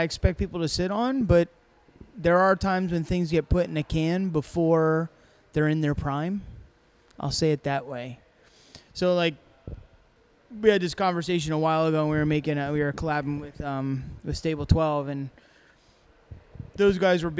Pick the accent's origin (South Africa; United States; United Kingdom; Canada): South Africa; He's I'm from South Africa.